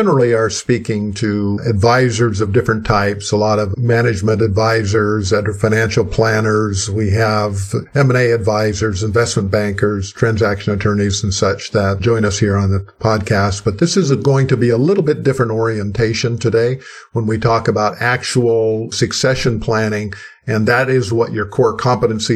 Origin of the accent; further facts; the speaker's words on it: Midwest, United States; I come from the Midwest, and where ranching is a big thing, and in the Dakotas, Montana area, a lot of the people I grew up with were ranchers